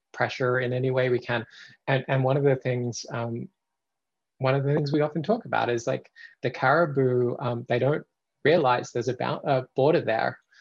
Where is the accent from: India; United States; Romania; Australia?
Australia; moved away as an adult; now in Canada; I've lived in Canada, I'm originally Australian, I've lived in Canada for the last 10 years